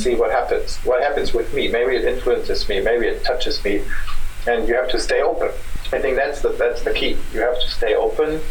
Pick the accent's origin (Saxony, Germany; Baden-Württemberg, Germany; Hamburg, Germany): Hamburg, Germany; moved away; also born or lived in Karlsruhe; I'm from Hamburg.